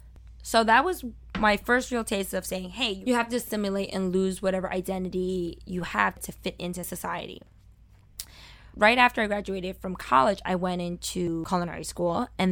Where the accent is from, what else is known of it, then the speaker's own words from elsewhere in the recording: Brooklyn, New York, United States; accent: Brooklyn; But one thing they didn't want me to have was my Brooklyn accent.